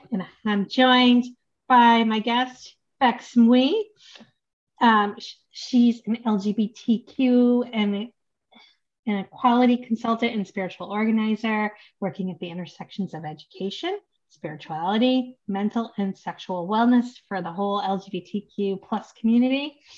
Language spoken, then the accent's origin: English; United States; No, I'm American, but uh, Polish and Chinese.